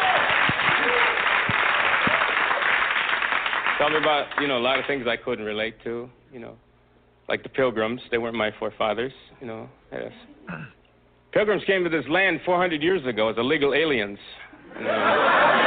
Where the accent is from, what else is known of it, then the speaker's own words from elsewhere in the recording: Wisconsin, United States; moved away as an adult; now in Los Angeles, United States; I'm Oneida. I'm from Wisconsin